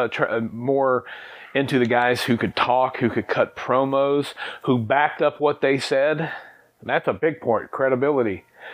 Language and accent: English; Nelsonville, Ohio, United States; So in my hometown of Nelsonville, Ohio